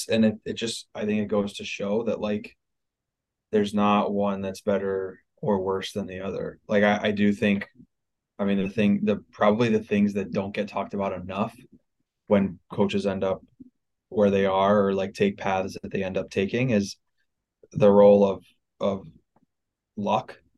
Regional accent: Ohio, United States; moved away as an adult; also born or lived in Midwest; I grew up in Ohio and I like lived in the Midwest the majority of my life

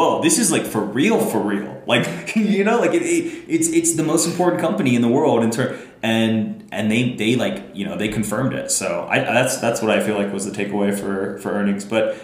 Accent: United States; As an American

